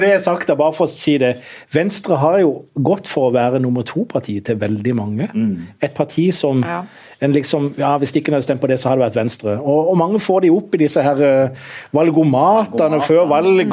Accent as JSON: {"language": "Norwegian", "town": "Kristiansand", "region": "Agder", "country": "Norway", "said": "som kristiansander"}